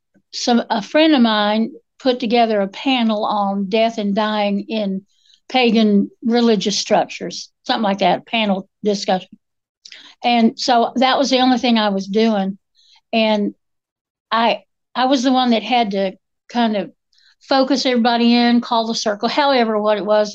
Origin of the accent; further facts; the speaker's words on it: Appalachia, United States; We're Appalachian women